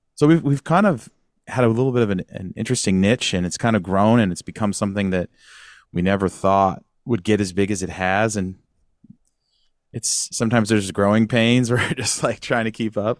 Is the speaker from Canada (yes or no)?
no; Sacramento, California, United States; also born or lived in San Luis Obispo; I grew up in Northern California, Sacramento area.